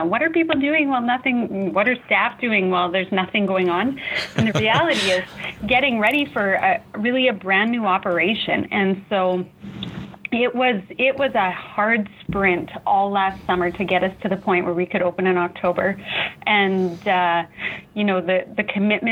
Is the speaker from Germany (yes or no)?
no; Saskatoon, Saskatchewan, Canada; I am born and raised in Saskatoon. I have strong family roots here in the city